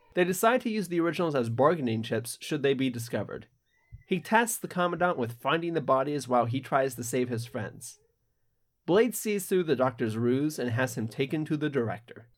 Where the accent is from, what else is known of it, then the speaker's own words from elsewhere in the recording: United States; I'm American